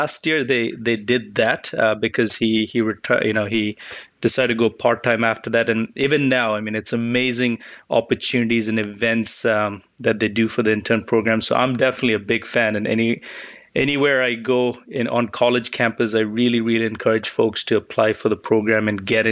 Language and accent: English; Botswana; moved away as an adult; also born or lived in Chicago, United States; now in United States; So I grew up in Botswana, came to the U.S. To study for college in Chicago